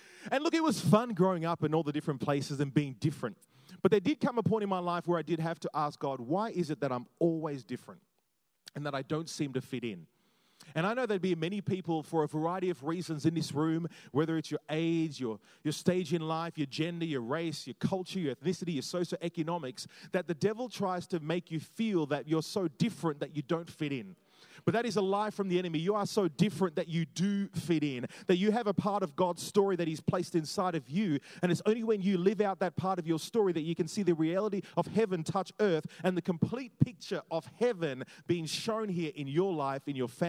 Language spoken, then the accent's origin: English; Jamaica; also born or lived in Australia; I loved growing up in all those different places because, you know, growing up in Australia was cool because I was like the Jamaican guy, which is kind of cool.